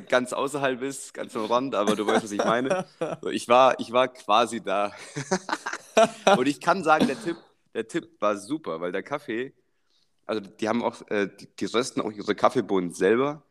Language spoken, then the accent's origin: German; Germany; als Deutscher